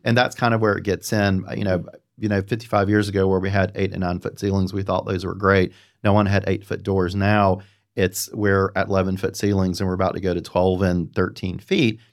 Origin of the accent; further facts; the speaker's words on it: Apex, North Carolina, United States; also born or lived in Los Angeles; As I am from North Carolina, from Central, the Raleigh-Durham, actually, Apex area